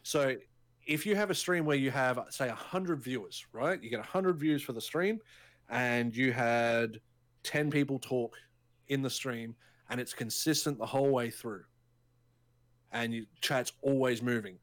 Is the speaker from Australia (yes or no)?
yes; Australia; we're both Australian